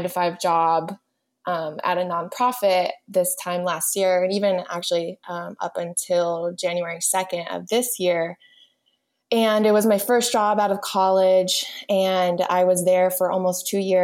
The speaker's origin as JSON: {"language": "English", "country": "United States", "said": "I am a second-generation Cuban-American"}